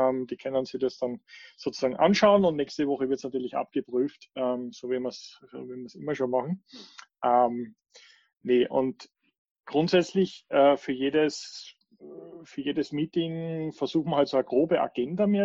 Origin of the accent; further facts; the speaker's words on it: Switzerland; Ich bin auch aus der Schweiz.